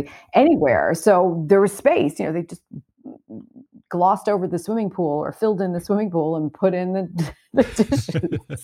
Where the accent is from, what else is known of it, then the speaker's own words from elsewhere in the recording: New York City, New York, United States; I grew up in Brooklyn